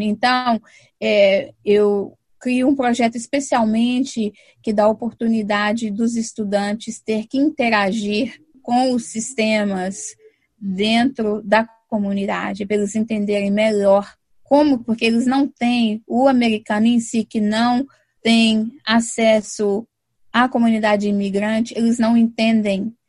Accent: São Paulo, Brazil; also born or lived in Minas Gerais; now in Boston, United States; eu morei em São Paulo, sempre me identifiquei com São Paulo

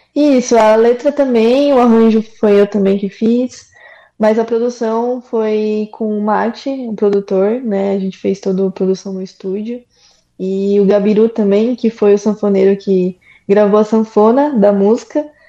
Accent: São Paulo, Brazil; eu sou de São Paulo

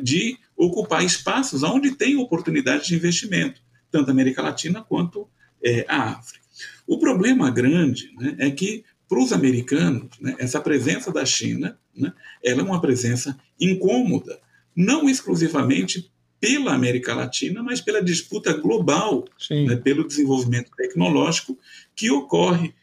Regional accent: Brazil; nós observarmos como brasileiros

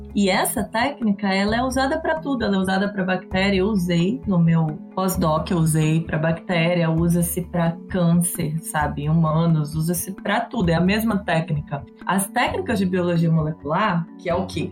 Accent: interior of Rio de Janeiro, Brazil; moved away as an adult; also born or lived in Minas Gerais; now in São Paulo, Brazil; Eu sou mineira, mas fui criada no interior do Rio

